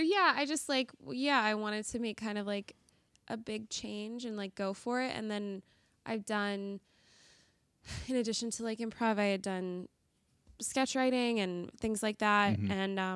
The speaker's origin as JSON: {"language": "English", "region": "Colorado", "country": "United States", "moved": "yes", "lives_now": "Chicago, United States", "said": "I'm from Colorado."}